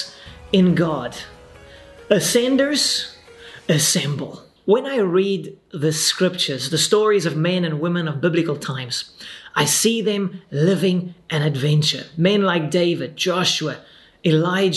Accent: South Africa; I'm this random pastor from South Africa

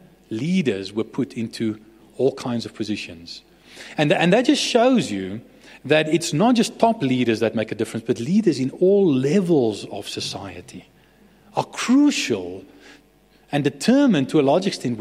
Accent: Bloemfontein, Free State, South Africa; I was raised in Bloemfontein.

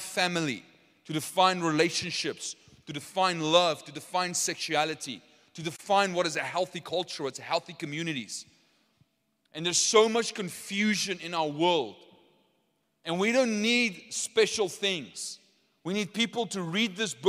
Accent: Potchefstroom, North West, South Africa; I'm from Poch

